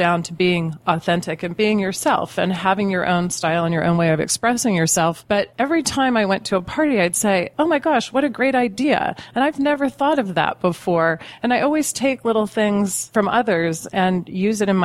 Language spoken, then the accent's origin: English; San Francisco Bay Area, California, United States; now in Napa Valley, United States; I grew up in the San Francisco Bay Area